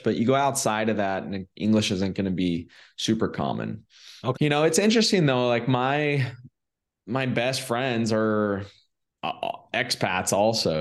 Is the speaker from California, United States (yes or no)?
yes; California, United States; moved away as an adult; now in Medellin, Colombia; I'm from California originally